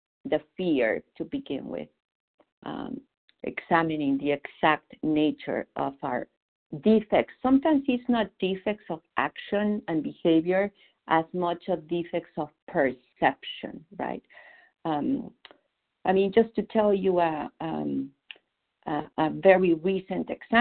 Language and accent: English; Mexico City, Mexico; English is a second language; moved away as an adult; now in Boston, United States; I was born in Mexico City, but I have lived in Boston for 25 years